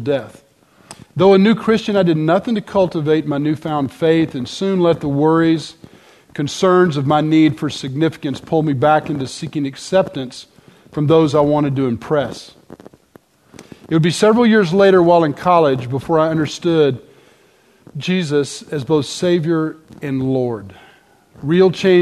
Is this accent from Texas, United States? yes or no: yes; Dallas, Texas, United States; I'm from Dallas, born and raised.